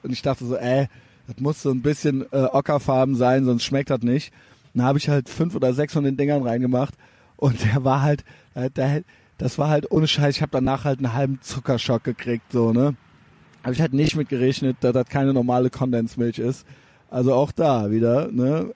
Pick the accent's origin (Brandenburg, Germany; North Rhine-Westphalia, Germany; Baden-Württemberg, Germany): North Rhine-Westphalia, Germany; Cologne; ich bin aus Deutschland